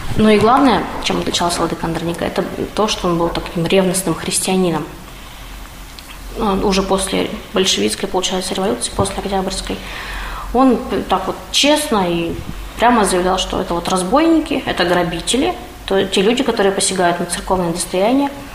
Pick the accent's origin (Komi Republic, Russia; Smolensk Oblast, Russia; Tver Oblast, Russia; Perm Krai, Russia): Perm Krai, Russia; Perm; moved away; я вообще коренная пермячка. Но так получилось, что жила некоторое время вне Перми